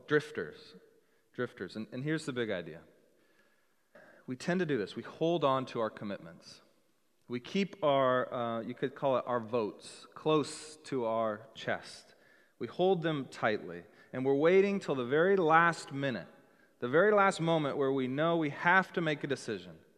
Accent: Seattle, Washington, United States; also born or lived in Texas; I'm from Seattle

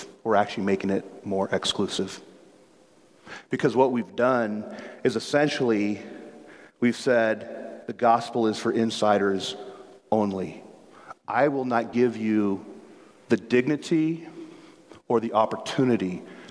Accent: Chicago, Illinois, United States; now in Seattle, United States; I grew up in Chicago

